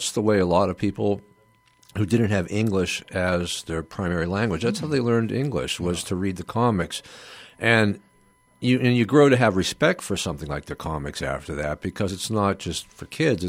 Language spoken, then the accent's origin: English; Youngstown, Ohio, United States; You know, we lived in Mahoning County.